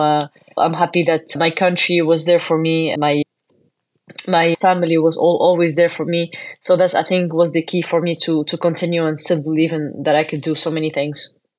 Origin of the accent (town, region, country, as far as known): Tunisia; born or raised there